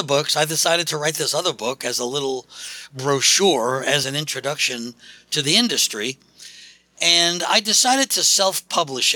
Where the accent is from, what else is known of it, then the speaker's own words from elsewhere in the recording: New York City, New York, United States; moved away as an adult; now in Philadelphia, United States; I'm geographically from New York City. I've been living in Philadelphia, Pennsylvania for the last 30-something years